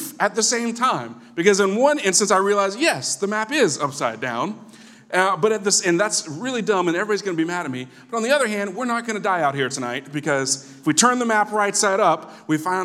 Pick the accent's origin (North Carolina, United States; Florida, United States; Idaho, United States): Florida, United States; Tallahassee; Tallahassee, which is my hometown